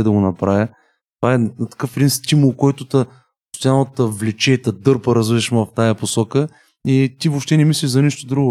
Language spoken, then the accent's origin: Bulgarian; Bulgaria; Аз съм от България